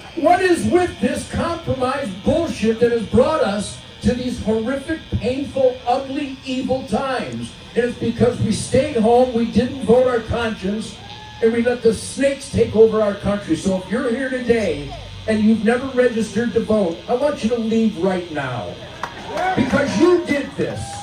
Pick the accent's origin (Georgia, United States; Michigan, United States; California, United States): Michigan, United States; Detroit; I'm from Detroit